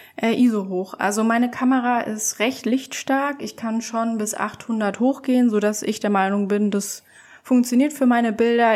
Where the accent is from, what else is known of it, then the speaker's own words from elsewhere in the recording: Leipzig, Saxony, Germany; ich bin 24 Jahre jung und bin Porträt- und Commercial-Fotografin aus Leipzig